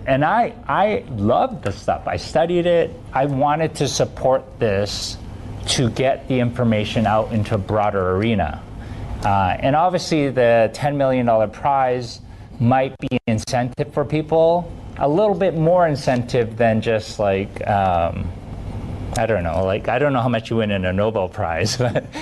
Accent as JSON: {"language": "English", "town": "Vancouver", "region": "British Columbia", "country": "Canada", "said": "I'm from Vancouver, Canada"}